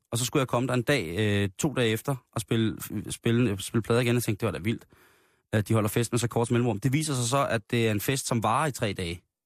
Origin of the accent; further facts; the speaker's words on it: Denmark; der er vi jo af danskere et så generet folkefærd